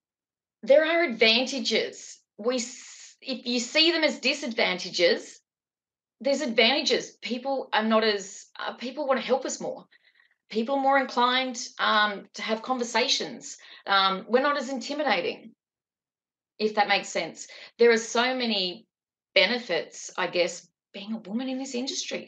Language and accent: English; Newcastle, New South Wales, Australia